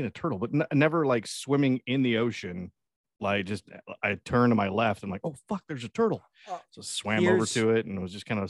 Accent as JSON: {"language": "English", "region": "Texas", "country": "United States", "said": "I'm just from Texas. That's just what we do."}